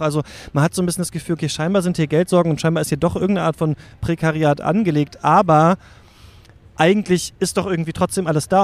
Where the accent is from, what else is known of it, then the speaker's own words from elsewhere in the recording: East Germany, Germany; ich bin in der DDR geboren